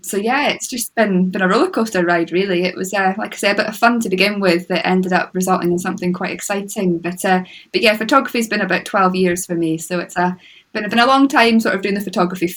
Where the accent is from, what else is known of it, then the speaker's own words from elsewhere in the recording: Moray coast, Scotland, United Kingdom; I grew up on the Moray coast